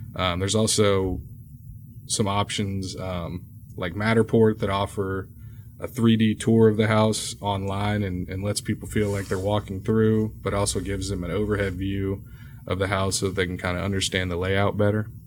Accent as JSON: {"language": "English", "town": "Houston", "region": "Texas", "country": "United States", "tie": "born or raised there", "said": "native Houstonian has given me a good amount of knowledge on a lot of the neighborhoods here in town"}